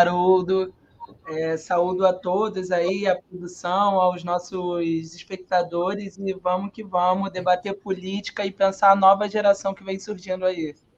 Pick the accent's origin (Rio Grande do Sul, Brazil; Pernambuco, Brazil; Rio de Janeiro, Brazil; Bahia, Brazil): Rio de Janeiro, Brazil; Eu sou cria do São Carlos, lá a comunidade do centro do Rio de Janeiro, filha de favelados e neta de nordestino